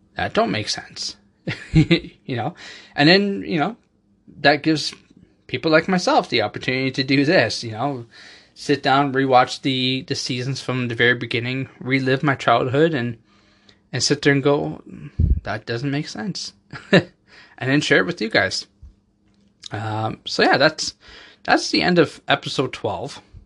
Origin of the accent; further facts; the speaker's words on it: Canada; I have people in Canada, obviously, you know, our ho-, my home country